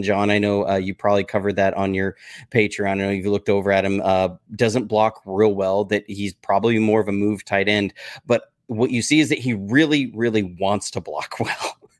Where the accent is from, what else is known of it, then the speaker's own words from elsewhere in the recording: Alabama, United States; So full disclosure, I'm from Alabama. There may be some Alabama bias